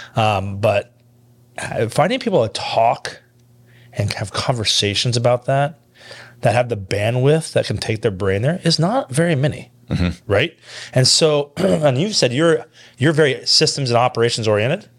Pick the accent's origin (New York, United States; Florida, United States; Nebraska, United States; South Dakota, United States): Nebraska, United States; Kearney; I'm from Kearney.